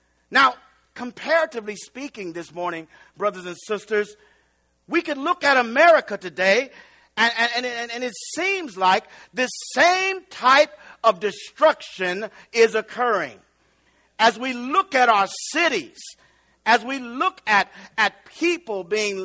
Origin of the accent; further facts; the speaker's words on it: East Chicago, Indiana, United States; I'm from East Chicago. So I had to say, I'm so East Chicago that I remember Mr. Bell's soft serve ice cream and buying chocolate cones from him when I was a little kid